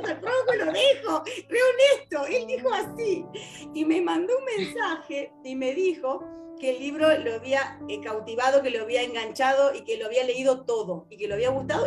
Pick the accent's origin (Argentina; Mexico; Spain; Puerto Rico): Argentina; yo soy argentina, vivo en Argentina